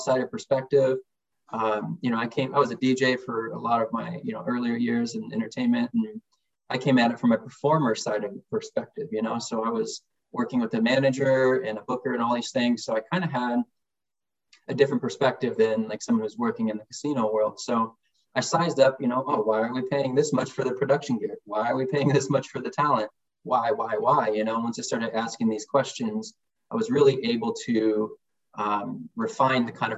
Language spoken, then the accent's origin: English; Seattle, Washington, United States; I'm Snoqualmie Indian and from Seattle, Washington, and I'm a proud father